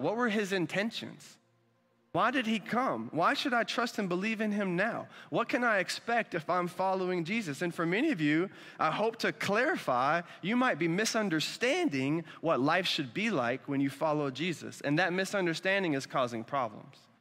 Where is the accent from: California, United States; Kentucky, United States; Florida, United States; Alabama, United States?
Alabama, United States; moved away; also born or lived in Dominican Republic; I'm from Alabama.